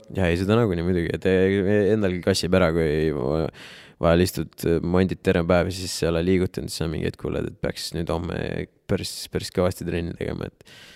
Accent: Jõgeva, Jõgeva County, Estonia; moved away; ma olen ise Jõgevalt pärit

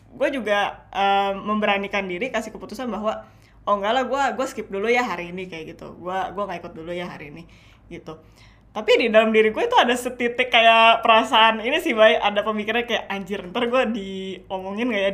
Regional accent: Indonesia; mungkin karena um, gue besar di Indo juga

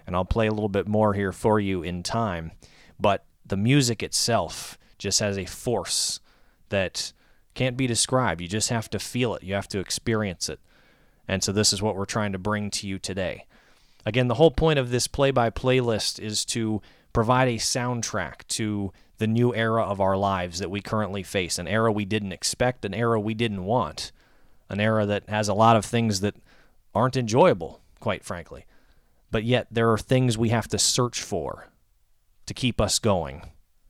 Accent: Northern Virginia, United States; moved away as an adult; also born or lived in Bowling Green, Kentucky; here in the Northern Virginia area, my hometown

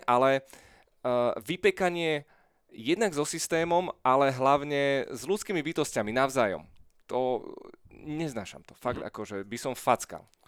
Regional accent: Bratislava, Bratislava Region, Slovakia; ja som bol úplne také tradičné petržalské dieťa

